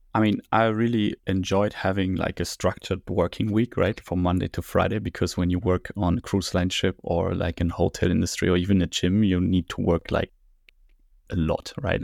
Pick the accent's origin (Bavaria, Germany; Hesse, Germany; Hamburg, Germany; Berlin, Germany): Berlin, Germany; I grew up here, born and raised in Berlin